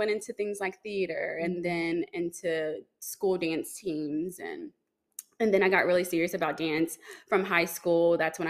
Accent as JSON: {"language": "English", "town": "Shreveport", "region": "Louisiana", "country": "United States", "moved": "as an adult", "lives_now": "Dallas, United States", "said": "I'm in Dallas now, but I didn't start here, obviously. I'm from Shreveport, Louisiana, mm-hmm. and that is where the majority of my family is."}